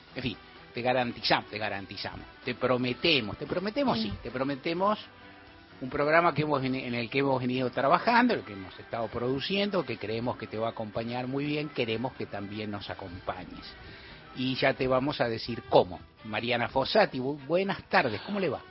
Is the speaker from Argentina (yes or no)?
yes; Argentina